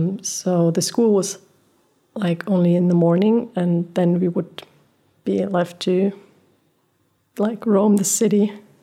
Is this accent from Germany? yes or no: yes; Germany; also born or lived in Portugal; I am German. My parents are both German, but I was born in Portugal. I was born in Portugal and was raised without electricity and running water for my Yeah, for my first 6 years.